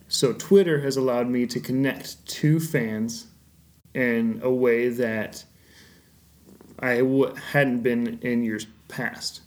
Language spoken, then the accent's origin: English; United States; as an American fan